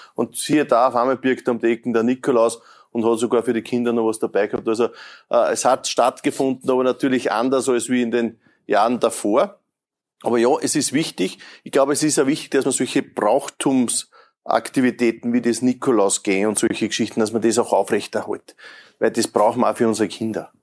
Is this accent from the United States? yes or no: no; Lower Austria, Austria; bei uns ja. in Niederösterreich